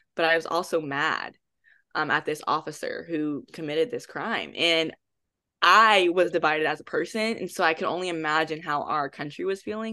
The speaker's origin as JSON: {"language": "English", "town": "Houston", "region": "Texas", "country": "United States", "moved": "as an adult", "lives_now": "Dallas, United States", "said": "I am originally from Houston, Texas, but I currently reside in Dallas"}